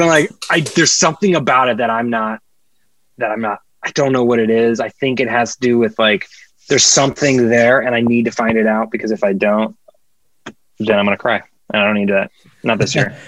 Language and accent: English; Kansas, United States; now in Los Angeles, United States; growing up in Kansas, there was definitely mosquitoes in Kansas